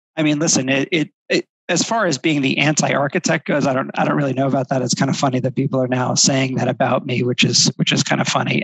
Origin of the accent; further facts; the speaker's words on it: New Jersey, United States; moved away as an adult; also born or lived in Florida / California; now in New York, United States; I grew up in New Jersey